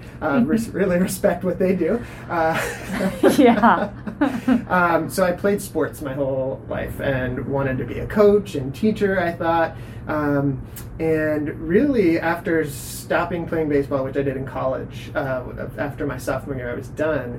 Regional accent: Oregon, United States; I'm born and raised in Oregon

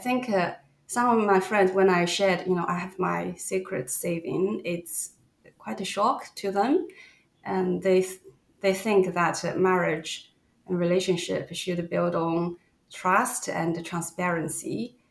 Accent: China; I'm Chinese, and growing up in China

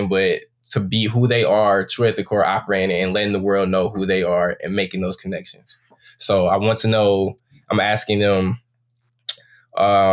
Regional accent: Saginaw, Michigan, United States; I'm from Saginaw, Michigan, and I'm 24 years old.

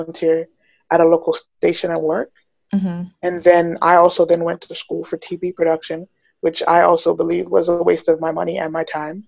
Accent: England, United Kingdom; now in Toronto, Canada; I was a child actor when I was young, and then I grew up in the theater scene. And then when I moved, so I was born in England, and so this was all in England. Then I moved to Toronto

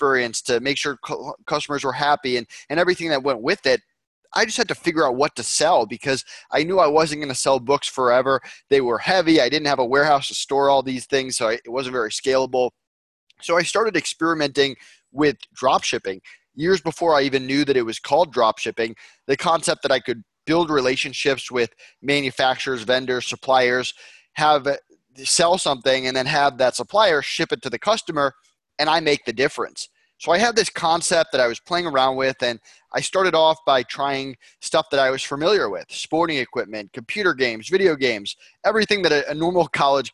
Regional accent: Longmeadow, Massachusetts, United States; I grew up in Longmeadow, Massachusetts, Western Mass

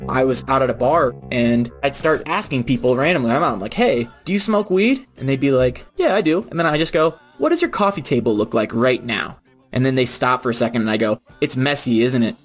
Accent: Virginia, United States; I'm originally from Virginia

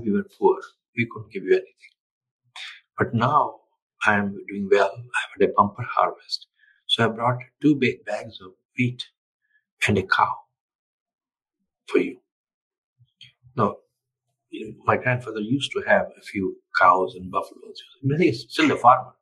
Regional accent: India; moved away; I'm from India originally. And I remain in touch with India, and I care a lot for my country

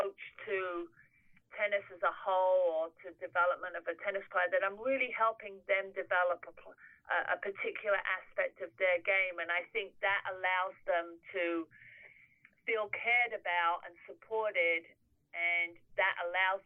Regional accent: England, United Kingdom; moved away; I'm English.

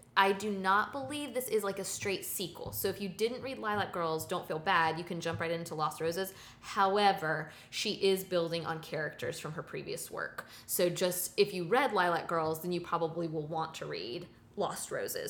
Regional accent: the South, United States; As a Southerner, uh, lifelong Southerner living here

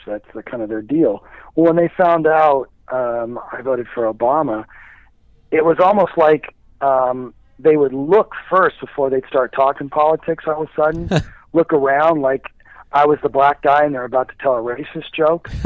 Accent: Midwest, United States; now in Indianapolis, United States; I grew up in the Midwest

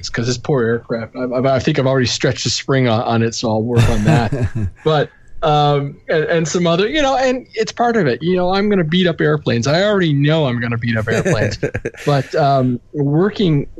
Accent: Canada; I'm Canadian

